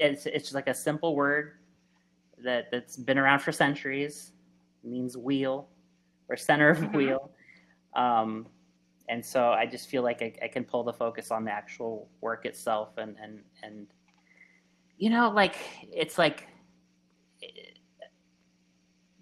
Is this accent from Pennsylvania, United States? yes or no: no; Phoenix, Arizona, United States; also born or lived in Los Angeles, California; when I was a young adult here in Arizona, and specifically I grew up in Phoenix